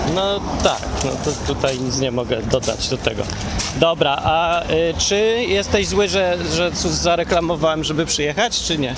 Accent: Poland; wszyscy my tam z Polski

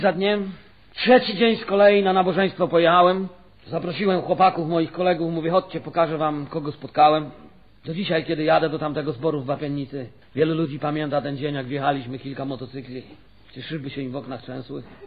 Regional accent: Silesian Voivodeship, Poland; U nas na Śląsku kociarz to są ci, co nie są katolikami.

